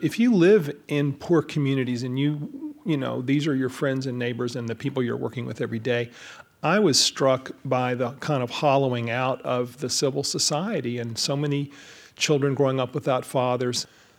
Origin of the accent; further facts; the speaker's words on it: the South, United States; I was born in 1955, you know, so the big thing for me was the civil rights movement, you know, growing up in the South.